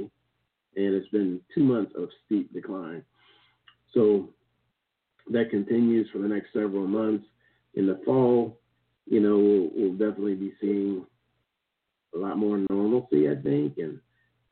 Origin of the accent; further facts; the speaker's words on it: Kansas, United States; moved away; in my hometown, we have this old settlers because the Santa Fe Trail and the Oregon Trail both came through this town